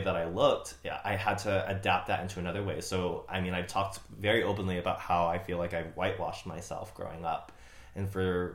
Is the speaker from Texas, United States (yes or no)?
yes; Pflugerville, Texas, United States; born or raised there; also born or lived in San Angelo, Texas; now in Austin, United States